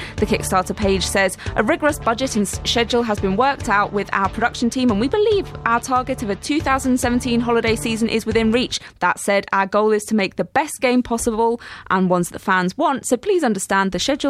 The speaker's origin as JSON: {"language": "English", "region": "Scotland", "country": "United Kingdom", "accent": "Scottish", "said": "my Scottish accent"}